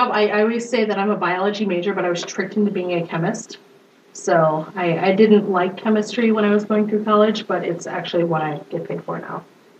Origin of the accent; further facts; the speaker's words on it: Illinois, United States; moved away as an adult; now in Minneapolis, United States; So, I am from Minneapolis. I was raised in Illinois, and I came to Minnesota through college, and then I met a guy and moved to Minneapolis, so I've been here since about 2002